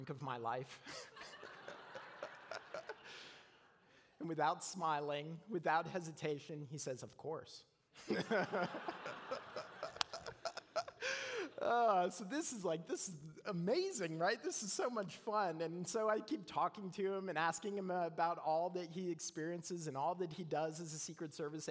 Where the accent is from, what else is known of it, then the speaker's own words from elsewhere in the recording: Canada; moved away; I'm a Canadian